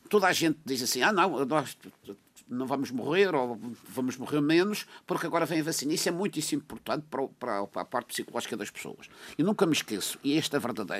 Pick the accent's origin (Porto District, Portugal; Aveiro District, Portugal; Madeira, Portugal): Madeira, Portugal; São Vicente; eu sou de São Vicente